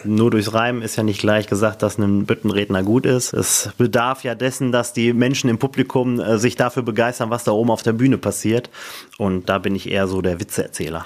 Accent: Barntrup, North Rhine-Westphalia, Germany; hier bei uns in Alverdissen

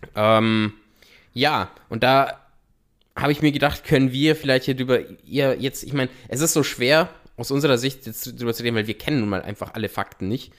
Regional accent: Austria; bei uns in Österreich

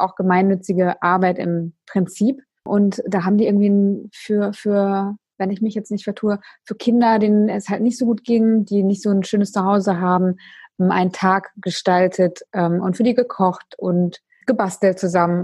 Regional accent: Emden, Lower Saxony, Germany; ich komme ja aus Emden

